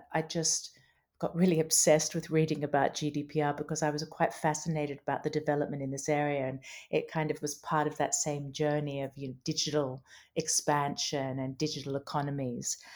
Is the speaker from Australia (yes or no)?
yes; Brisbane, Queensland, Australia; moved away as an adult; also born or lived in England / London; I was born in England, and I have Australian parents, and I grew up in Brisbane, Australia, and then I spent a lot of my adult life in in London, which is where I trained as a lawyer.